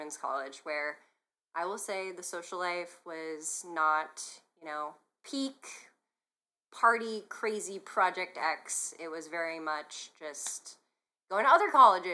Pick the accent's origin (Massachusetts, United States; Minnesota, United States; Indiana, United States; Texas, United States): Massachusetts, United States; moved away as an adult; now in San Diego, United States; I am from Massachusetts. I moved to San Diego